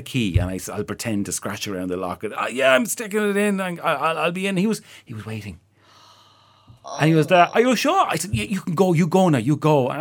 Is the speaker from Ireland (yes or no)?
yes; Ireland; I being Irish